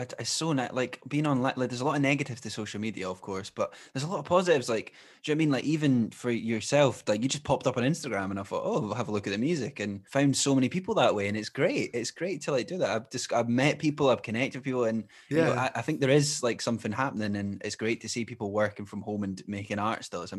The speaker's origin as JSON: {"language": "English", "region": "Scotland", "country": "United Kingdom", "said": "obviously, we're both Scottish, we're based here, but what do you think of the local Scottish music scene?"}